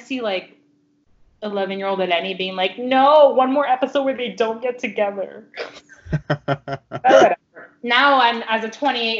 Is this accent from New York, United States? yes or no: no; Chicago, Illinois, United States; I'm from Chicago. Don't fuck with me.